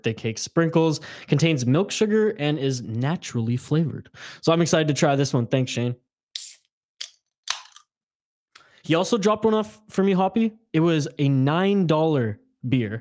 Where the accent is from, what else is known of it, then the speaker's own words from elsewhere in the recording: Prince George, British Columbia, Canada; we grew up in Northern BC. in, like my family, cold ass Prince George